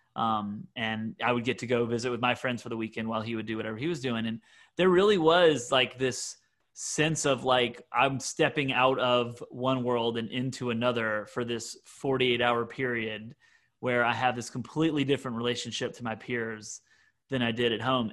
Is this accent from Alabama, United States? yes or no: no; Mississippi, United States; moved away as an adult; also born or lived in Syracuse / Bethlehem, Pennsylvania; a uh, Mississippian